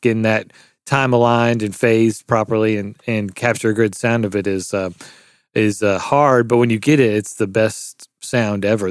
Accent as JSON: {"language": "English", "town": "Memphis", "region": "Tennessee", "country": "United States", "tie": "born or raised there", "said": "I'm from Memphis, Tennessee, born and raised"}